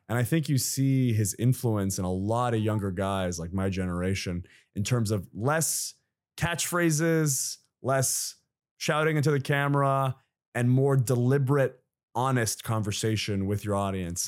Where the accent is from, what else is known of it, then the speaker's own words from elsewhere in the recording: Saudi Arabia; moved away; I grew up in Saudi Arabia